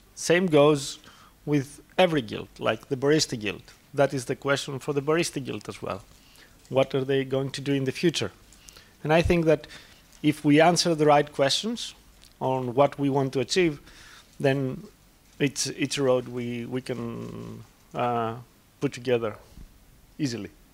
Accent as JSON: {"language": "English", "country": "Greece", "said": "i'm a barista from greece"}